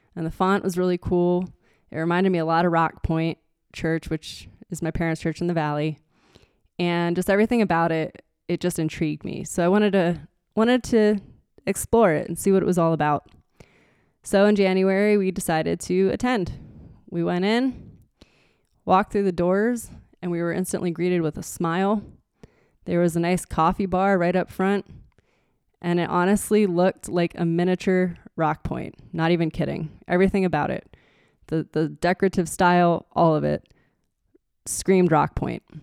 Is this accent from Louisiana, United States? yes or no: no; Nazareth, Pennsylvania, United States; moved away as an adult; now in Show Low, United States; I was born and raised in Nazareth, and that's where Martin guitar was founded